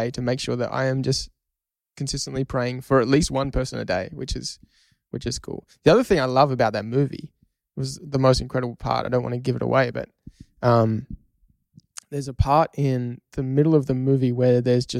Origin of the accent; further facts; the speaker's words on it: Australia; We're Australian, mate.